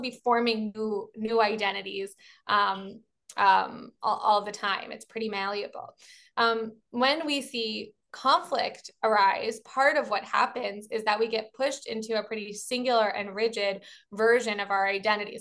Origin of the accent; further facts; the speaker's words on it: Baltimore, Maryland, United States; I'm from Baltimore, so I'm a Baltimorean